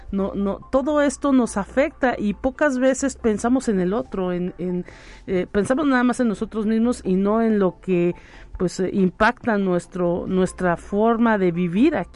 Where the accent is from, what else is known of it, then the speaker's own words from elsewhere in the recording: San Luis Potosí, Mexico; yo que no soy de San Luis Potosí, llegué del interior del estado y, y pues eh, había una cierta cantidad de personas con ciertas rutas de camiones